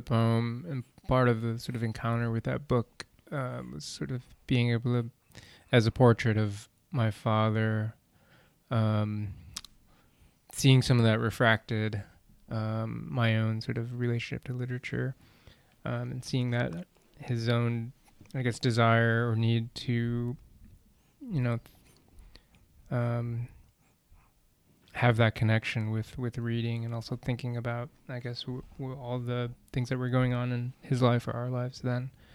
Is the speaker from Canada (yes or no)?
no; Wisconsin, United States; also born or lived in Vietnam; came to the U.S., resettled in Wisconsin and pretty much lived a kind of stereotypical American childhood